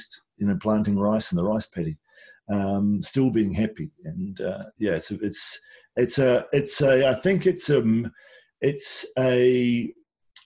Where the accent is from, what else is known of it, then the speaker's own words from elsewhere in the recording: Wellington, New Zealand; also born or lived in Nelson, New Zealand; when I grew up in Wellington and Nelson